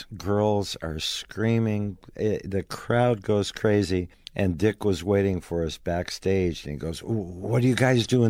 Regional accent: Milwaukee, Wisconsin, United States; moved away as an adult; also born or lived in Los Angeles, California; now in Nashville, United States; Born and raised in Milwaukee, Wisconsin

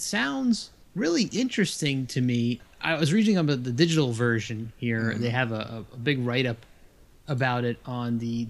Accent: Monmouth County, New Jersey, United States; moved away; Funny, I grew up in Monmouth County, New Jersey.

